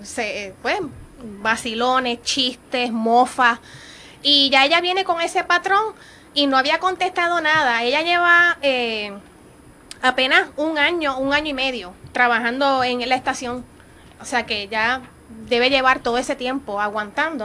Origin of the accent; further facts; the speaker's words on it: Puerto Rico; nosotros como puertorriqueños